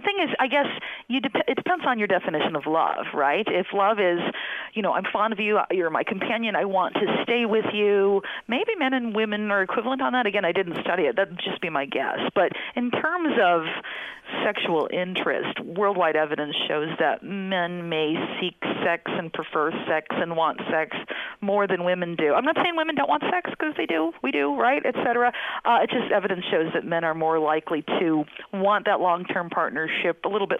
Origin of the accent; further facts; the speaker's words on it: United States; I'm from the States